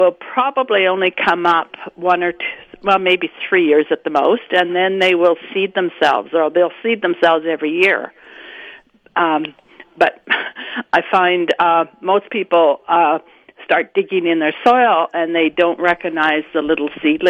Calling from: Deloraine, Manitoba, Canada

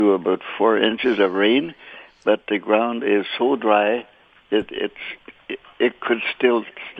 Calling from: Carman, Manitoba, Canada; I'm calling from Carmen.

